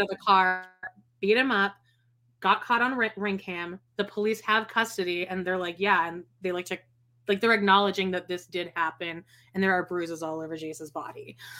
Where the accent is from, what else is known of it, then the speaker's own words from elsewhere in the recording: Canada; I'm Canadian